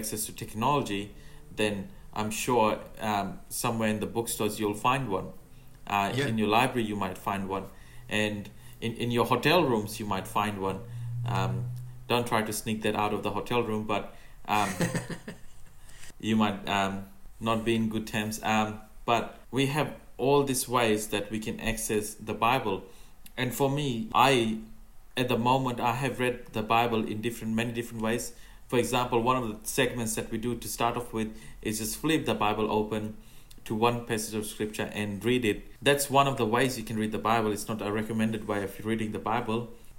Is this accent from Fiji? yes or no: yes; Fiji; English is a second language; moved away; I have even, you know, learned a bit of Fijian because I come from Fiji